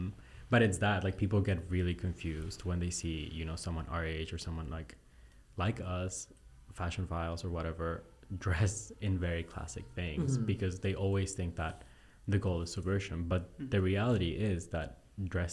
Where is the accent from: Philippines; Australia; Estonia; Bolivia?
Bolivia; moved away; my dad lives in Bolivia. Like, I'm from Bolivia. So, mm-hmm. my dad still lives back home.